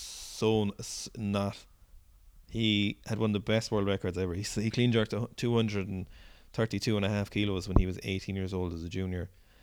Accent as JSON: {"language": "English", "region": "Wales", "country": "United Kingdom", "said": "I'm from Wales."}